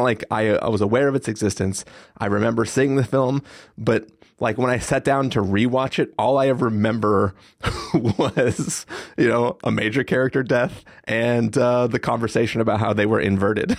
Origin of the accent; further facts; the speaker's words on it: San Diego, California, United States; growing up in San Diego